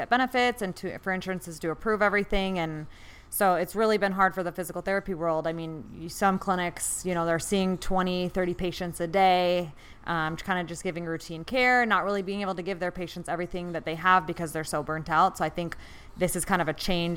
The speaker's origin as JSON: {"language": "English", "town": "Bozeman", "region": "Montana", "country": "United States", "tie": "born or raised there", "moved": "as an adult", "lives_now": "Phoenix, United States", "said": "I grew up in Bozeman, Montana, and went to undergrad at Montana State"}